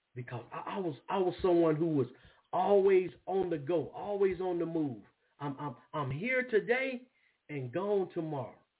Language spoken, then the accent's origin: English; Brookhaven, Mississippi, United States; moved away; also born or lived in Springfield, Massachusetts; where I grew up at in Brookhaven, Mississippi.